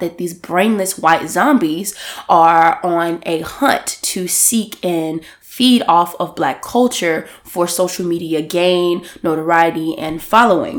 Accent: Deep South, United States; accent: southern twang; I'm from the South, like the Deep South. And I guess someone brought it to my attention that I may have a little twang in my talk.

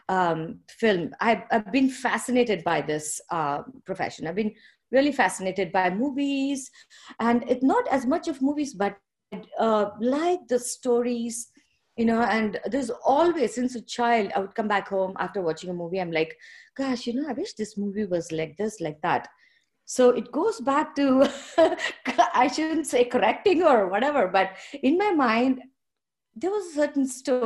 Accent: India; moved away as an adult; also born or lived in Fort Dodge, Iowa, United States / Netherlands; now in Kalamazoo, United States; I'm from India and I grew up in India up until I got married.

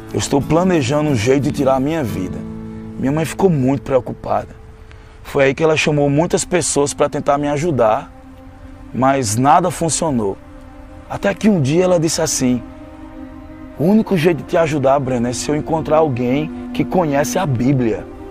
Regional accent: Campina Grande, Paraíba, Brazil; Eu nasci em Campina Grande, na Paraíba

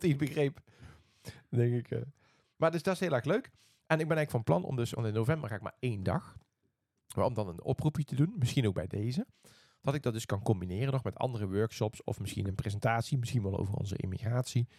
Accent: Netherlands; moved away as an adult; also born or lived in Eindhoven; now in Sweden; we uit Nederland komen

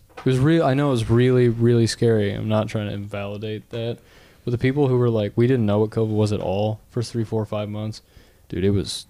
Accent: Appalachia, United States; I'm Appalachian as shit

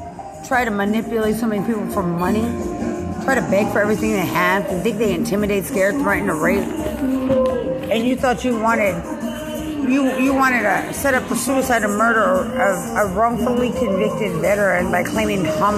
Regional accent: United States; I'm from America. You don't shun me like I don't belong.

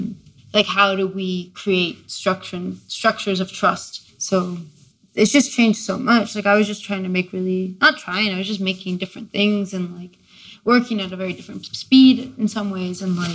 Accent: La Paz, Bolivia; also born or lived in Ithaca, United States; now in Philadelphia, United States; I was born in La Paz, Bolivia, but I grew up between La Paz and Ithaca, New York.

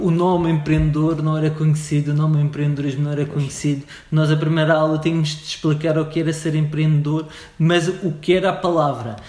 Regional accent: Funchal, Madeira, Portugal; eu sou madeirense, nasci no Funchal

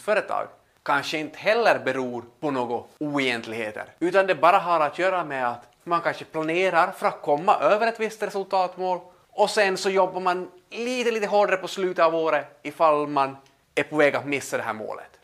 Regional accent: Pedersöre, Ostrobothnia, Finland; vi hemma i Pedersöre

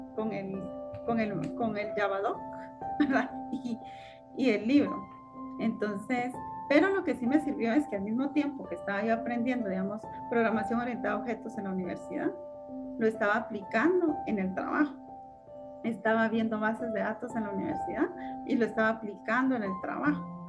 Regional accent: Morales, Izabal, Guatemala; Yo, yo nací en, la, en uno de los departamentos de Guatemala que se llama Izabal, ¿verdad? En un municipio que se llama Morales Izabal

